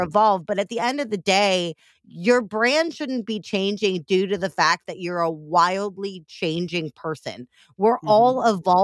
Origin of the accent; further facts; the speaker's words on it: Missouri, United States; I'm from the fake South, AKA Missouri